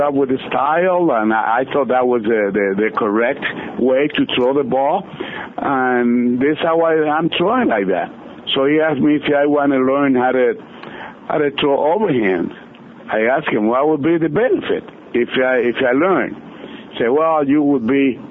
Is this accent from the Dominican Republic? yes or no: yes; Dominican Republic; moved away as an adult; also born or lived in Michigan City, Indiana / Springfield, Massachusetts; I came back to my hometown